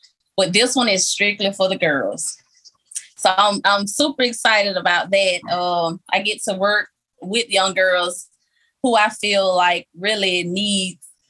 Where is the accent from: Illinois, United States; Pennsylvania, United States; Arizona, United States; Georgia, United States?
Georgia, United States; Macon; Growing up in Macon, Georgia, which is full of crime